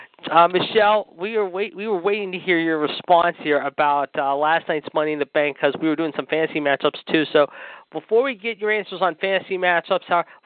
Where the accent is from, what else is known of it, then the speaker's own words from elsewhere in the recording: Pittsburgh, Pennsylvania, United States; Raw, of course, will be in my hometown of Pittsburgh